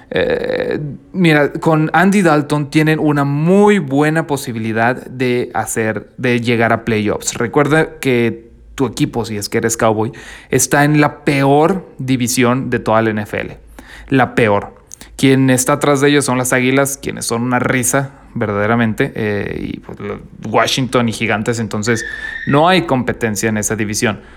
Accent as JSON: {"language": "Spanish", "region": "northern Mexico", "country": "Mexico", "said": "Yo soy del norte de México, así que aquí todavía está haciendo calor."}